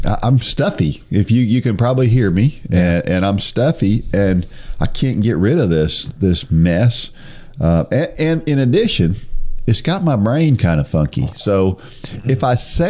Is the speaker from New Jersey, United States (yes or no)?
yes; New Jersey, United States; moved away; I was born in New Jersey.